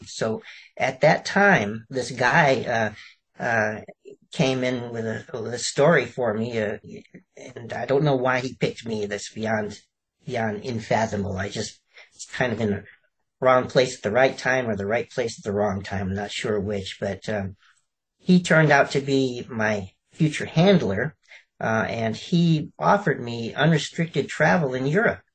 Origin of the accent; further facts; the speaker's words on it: Chicago, Illinois, United States; moved away; also born or lived in Alabama / California; I was actually born in Alabama, of all places, um, and I, I actually um, brewed um, and sold moonshine with my father. And I, I grew up in Chicago